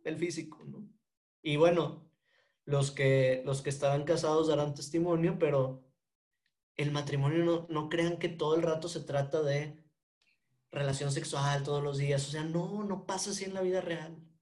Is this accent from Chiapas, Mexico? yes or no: no; Monterrey, Nuevo León, Mexico; soy regio